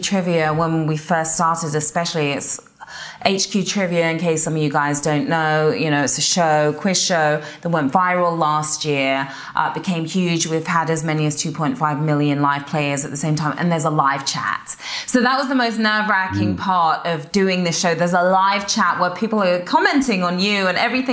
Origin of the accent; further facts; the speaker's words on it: Watford, East of England, United Kingdom; accent: English; moved away as an adult; also born or lived in Guildford, England; now in United States; growing up in Watford